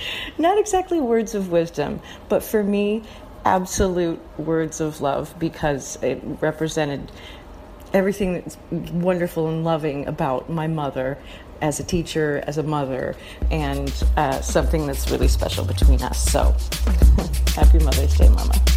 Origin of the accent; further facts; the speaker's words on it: Central Valley, California, United States; I grew up in the Central Valley where both my parents were teachers